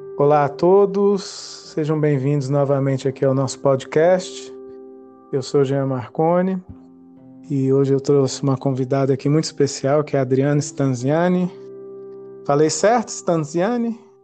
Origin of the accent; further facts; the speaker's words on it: Brasília, Federal District, Brazil; also born or lived in Goiânia; eu nasci em Goiânia, mas me criei em Brasília